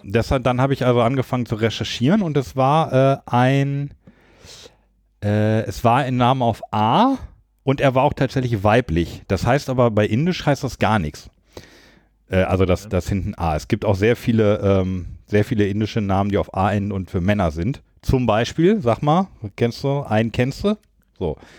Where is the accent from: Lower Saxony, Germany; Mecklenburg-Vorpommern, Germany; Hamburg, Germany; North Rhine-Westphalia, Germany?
Lower Saxony, Germany; now in Düsseldorf, Germany; Ich komme ja aus Niedersachsen